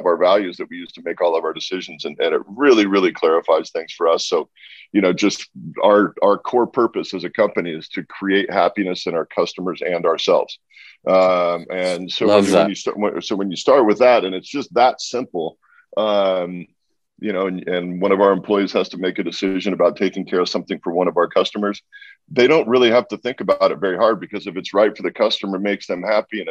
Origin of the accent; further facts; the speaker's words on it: Washington, United States; my hometown region